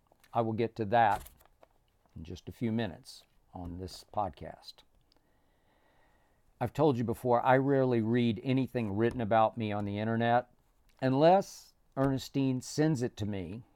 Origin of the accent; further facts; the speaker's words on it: Oklahoma, United States; now in Los Angeles, United States; running from Chicago through my home state of Oklahoma